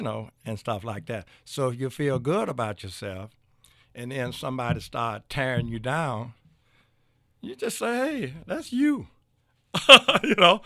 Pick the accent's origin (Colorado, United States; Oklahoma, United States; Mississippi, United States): Mississippi, United States; Clarksdale; moved away as an adult; also born or lived in Lorman, Mississippi; now in Louisville, United States; I was born and raised in Clarksdale, Mississippi